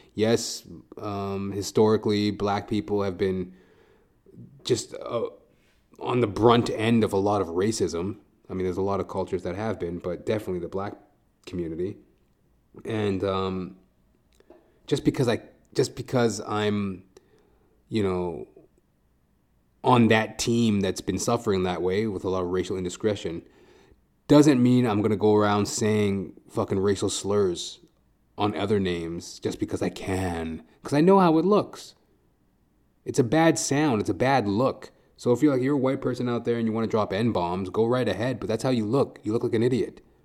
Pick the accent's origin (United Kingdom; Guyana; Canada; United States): Canada; Edmonton, Alberta; moved away as an adult; now in Toronto, Canada; I was born in Edmonton, Alberta, born and raised